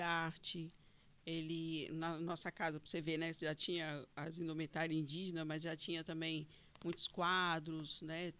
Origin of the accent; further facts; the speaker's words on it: Fortaleza, Ceará, Brazil; also born or lived in Paracuru, Ceará; now in Porto Velho, Brazil; nasci no hospital de guarnição ali, na beira do rio mesmo, no barranco, e fui criada no Nordeste, né? Fui criada em Fortaleza, uhum. no Ceará